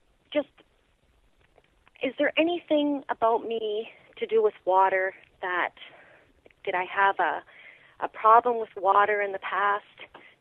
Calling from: Alexandria, Ontario, Canada; I'm calling from Alexandria, Ontario.

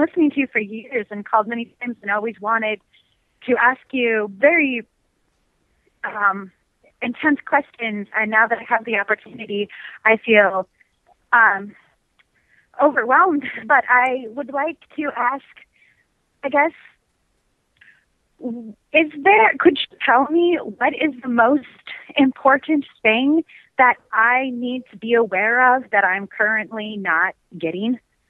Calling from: California, United States; I'm calling from Lolita, California.

